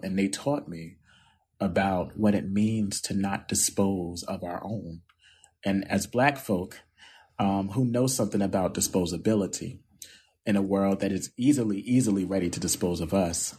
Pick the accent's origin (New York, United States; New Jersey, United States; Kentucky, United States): New Jersey, United States; Camden; nerdy little boy growing up in Camden who read the newspaper